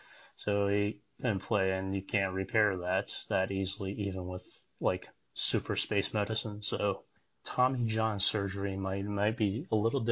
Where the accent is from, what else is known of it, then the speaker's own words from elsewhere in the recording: California, United States; I grew up in California